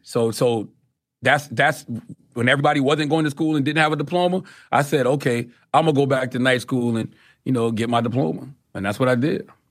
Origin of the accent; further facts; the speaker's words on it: Moncks Corner, South Carolina, United States; I'm from Moss Corner, South Carolina.